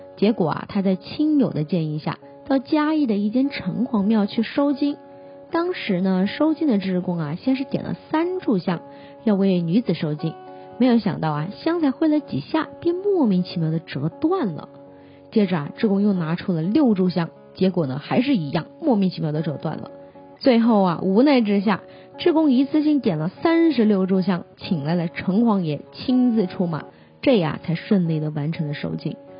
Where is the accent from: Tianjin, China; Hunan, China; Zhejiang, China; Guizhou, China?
Hunan, China; moved away; 在我们湖南老家那边呢， 这种情况呢，叫做砍黑